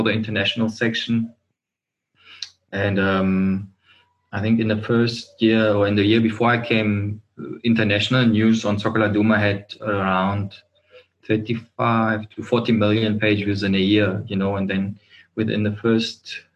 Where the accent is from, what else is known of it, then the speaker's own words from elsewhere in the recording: Germany; now in South Africa; I'm from Germany